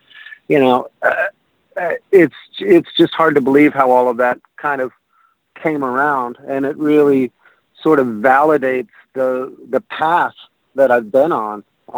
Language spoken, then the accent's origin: English; Arizona, United States; born or raised there; moved away as an adult; now in Valley Stream, United States